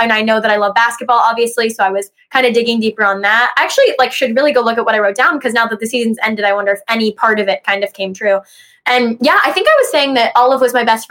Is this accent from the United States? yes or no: yes; Ohio, United States; also born or lived in Los Angeles; I'm from Ohio